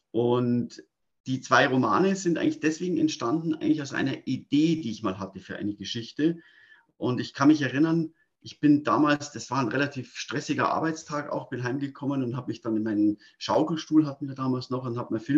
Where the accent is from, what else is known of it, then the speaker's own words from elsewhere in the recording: Munich, Bavaria, Germany; Ich bin ein echtes Münchner Kindel, also ich bin in München geboren und aufgewachsen.